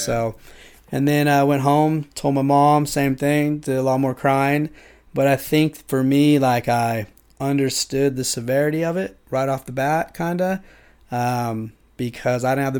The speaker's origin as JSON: {"language": "English", "town": "Yuba City", "region": "California", "country": "United States", "tie": "born or raised there", "said": "and lived in Yuba City. I grew up in Yuba City, was a honker. Actually moved up to Grass Valley with my mom."}